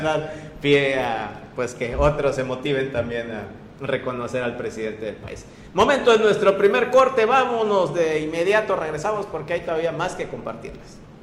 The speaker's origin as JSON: {"language": "Spanish", "country": "Mexico", "said": "como buenos mexicanos"}